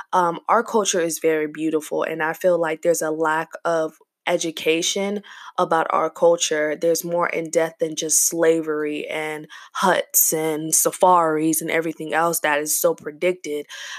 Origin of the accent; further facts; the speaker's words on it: South Africa; also born or lived in Zambia; I'm from South Africa. My parents, I was born in Zambia, so technically I'm Zambian, but I still refer to myself as South African.